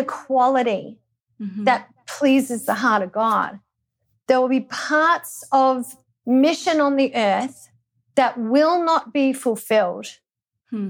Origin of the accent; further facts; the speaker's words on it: Australia; growing up in Australia